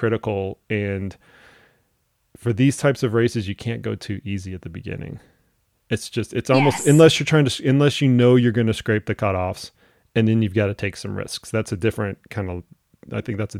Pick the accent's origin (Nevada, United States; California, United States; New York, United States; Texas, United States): Texas, United States; Dallas; I grew up in Dallas, Texas